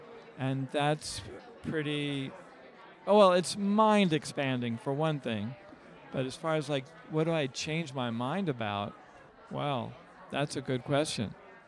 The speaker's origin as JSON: {"language": "English", "region": "New Mexico", "country": "United States", "said": "I'm a doctor of oriental medicine from New Mexico."}